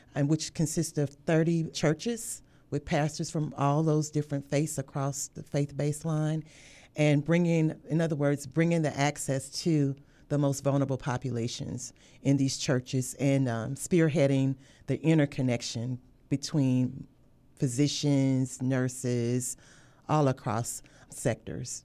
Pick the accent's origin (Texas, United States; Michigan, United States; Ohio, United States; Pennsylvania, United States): Texas, United States; moved away as an adult; also born or lived in Louisiana / Virginia; now in Hampton Roads, United States; I grew up in the state of Texas